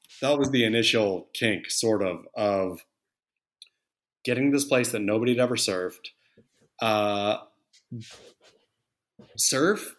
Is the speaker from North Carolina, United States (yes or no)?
no; Oregon, United States; I grew up surfing in Oregon